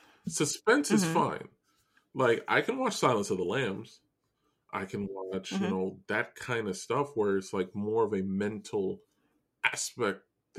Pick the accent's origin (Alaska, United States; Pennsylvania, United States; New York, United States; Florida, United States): New York, United States; We're both from New York, and we live in homes and houses.